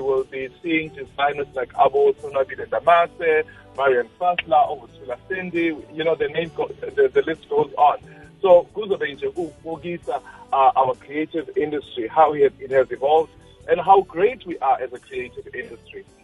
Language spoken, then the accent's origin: English; South Africa; we take the pride of being South African